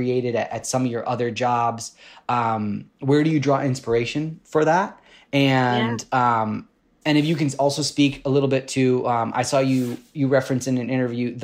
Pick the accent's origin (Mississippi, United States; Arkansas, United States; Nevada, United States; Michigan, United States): Michigan, United States; Detroit; moved away; I'm from Detroit